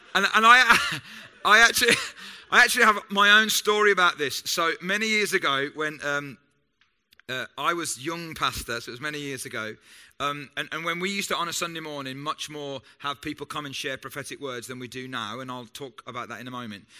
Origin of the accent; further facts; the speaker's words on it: United Kingdom; I'm British and I love being British